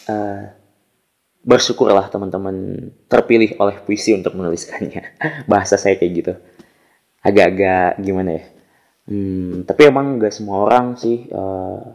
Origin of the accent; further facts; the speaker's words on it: Tasikmalaya, West Java, Indonesia; khususnya yang ada di Tasikmalaya karena saya berasal dari Tasik Eh, kemudian Jawa Barat dan umumnya di Indonesia gitu.